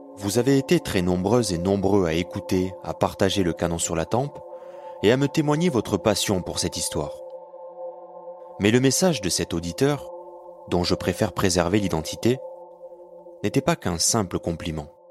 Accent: Béziers, Occitania, France; j'ai grandi avec cette histoire, je suis né à Béziers en 1991

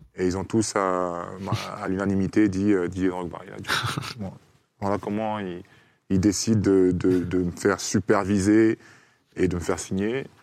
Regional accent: Côte d’Ivoire; moved away; on est ivoirien

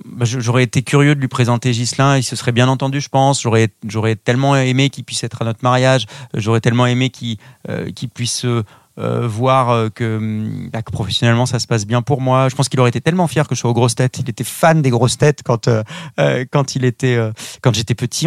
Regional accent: southwest France, France; on est originaire du sud-ouest de la France

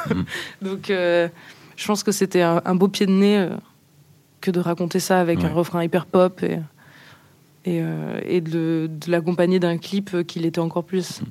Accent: Nice, Provence-Alpes-Côte d'Azur, France; On est niçois

